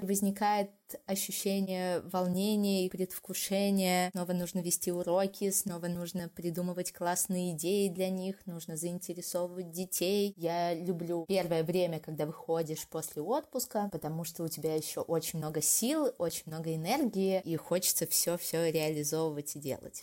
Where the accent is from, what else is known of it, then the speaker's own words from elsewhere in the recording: Moscow, Russia; moved away as an adult; also born or lived in Vyksa, Nizhny Novgorod Oblast; now in Blizhnee Pesochnoe, Russia; Я родилась и выросла в Москве, но последние два года по программе «Учитель для России» преподаю